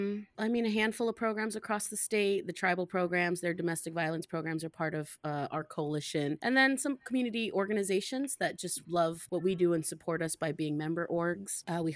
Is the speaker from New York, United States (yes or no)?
no; Boise, Idaho, United States; also born or lived in Chicago / Singapore; I was raised in Boise, Chicago, Singapore, so I spent a good chunk of my life overseas.